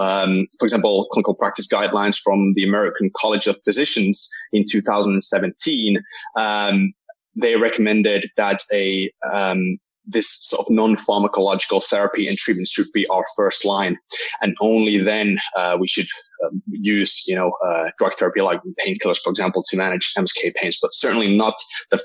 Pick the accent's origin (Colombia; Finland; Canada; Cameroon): Finland; also born or lived in Wales, United Kingdom; I'm from Finland.